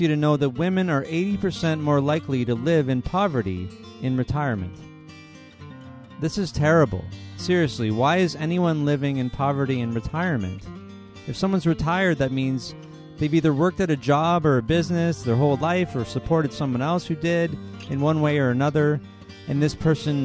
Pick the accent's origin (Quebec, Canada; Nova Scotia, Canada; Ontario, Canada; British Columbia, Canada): Ontario, Canada; Timmins; also born or lived in Sudbury; I'm from the north. I'm from Timmins